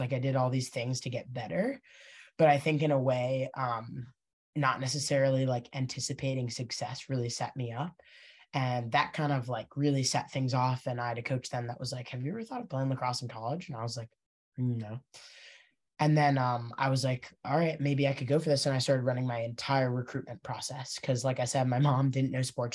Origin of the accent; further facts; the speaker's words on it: Princeton, New Jersey, United States; I grew up in Princeton